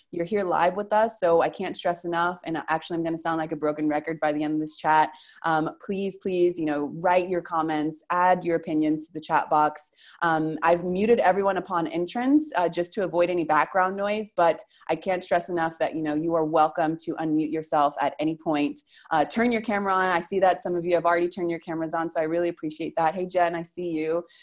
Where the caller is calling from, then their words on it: Argentina; I'm calling from Argentina